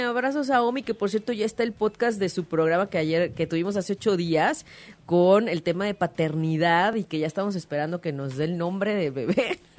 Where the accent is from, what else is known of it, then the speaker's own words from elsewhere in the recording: Mexico; como mexicanos